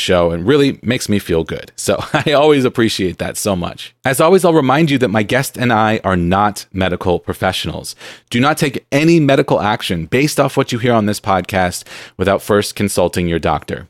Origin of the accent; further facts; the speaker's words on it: San Diego, California, United States; now in Seattle, United States; I grew up in San Diego where it's very hot